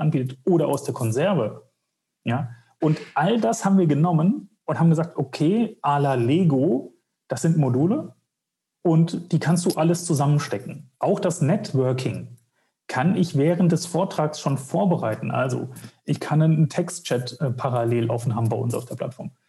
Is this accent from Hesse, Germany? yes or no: yes; Wetzlar, Hesse, Germany; ich komme aus Wetzlar